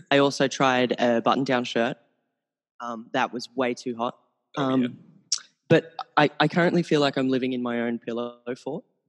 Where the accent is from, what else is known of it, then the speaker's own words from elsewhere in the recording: Australia; I'm from Australia. The accent